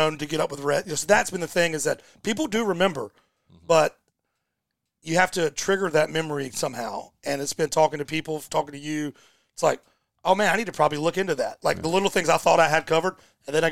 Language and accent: English; Goldsboro, North Carolina, United States; I grew up in Goldsboro